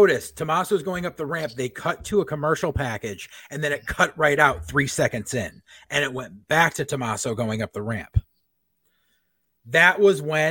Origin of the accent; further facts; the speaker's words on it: Connecticut, United States; I'm from Connecticut.